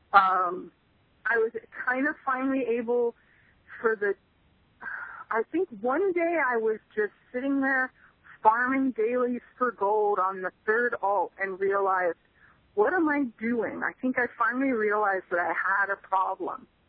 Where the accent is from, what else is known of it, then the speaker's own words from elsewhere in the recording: Stinson Beach, California, United States; moved away; I grew up in Stinson Beach, which is right next to Mill, well, more or less next to Mill Valley